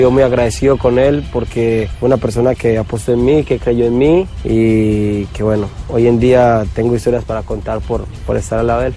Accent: Colombia; moved away; Soy un colombiano más

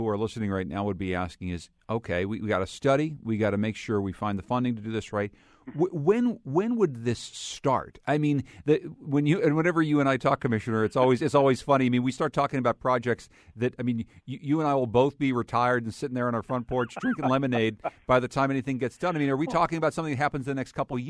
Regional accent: Pittsburgh, Pennsylvania, United States; now in Connecticut, United States; where I grew up in Pittsburgh, Jim, there are a lot of tunnels, right? But here in Connecticut

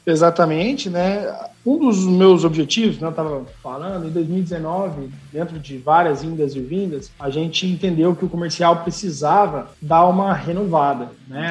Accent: Dracena, São Paulo, Brazil; moved away; also born or lived in Ribeirão Preto / Jundiaí / Sorocaba; nasci aqui em Dracena, fui percorri o, o Brasilzão aí, fui para Ribeirão, São Paulo, Jundiaí, Sorocaba. E tô de volta aqui há dois anos

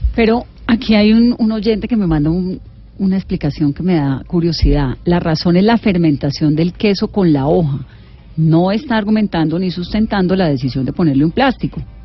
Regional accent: Valle del Cauca, Colombia; yo sí soy vallecaucana y yo crecí comiendo majar blanco y crecí además haciendo majar blanco en, en, el Valle del Cauca

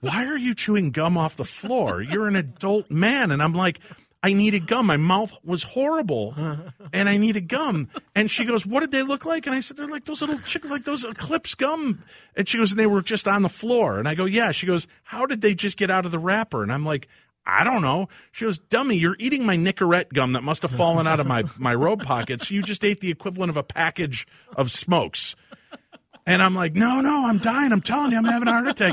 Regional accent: Illinois, United States; I grew up in Illinois

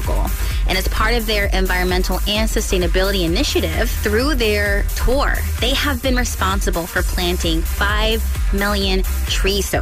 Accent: Stockton, California, United States; now in Baltimore, United States; Stockton, California, that's my hometown

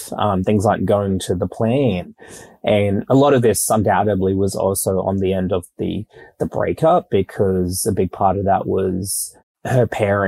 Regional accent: Brisbane, Queensland, Australia; moved away as an adult; also born or lived in Tonga / Sydney; now in Melbourne, Australia; I live in Melbourne now, but I grew up in Brisbane.

